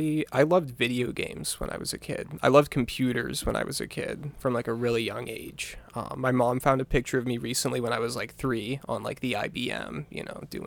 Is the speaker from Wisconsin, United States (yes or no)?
no; Bangor, Maine, United States; also born or lived in Virginia; I grew up in Bangor.